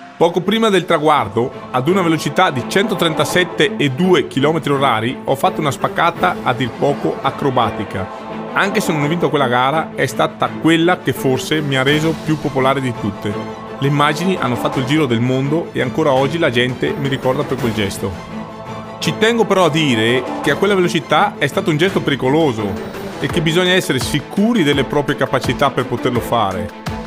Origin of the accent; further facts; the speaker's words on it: Cortina d'Ampezzo, Veneto, Italy; Sono nato e cresciuto a Cortina.